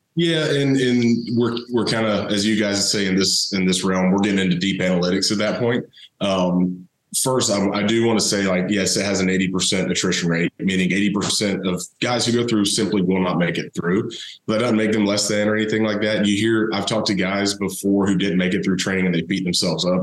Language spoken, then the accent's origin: English; Thomasville, Georgia, United States; I grew up down in South Georgia, uh, Thomasville, home of Charlie Ward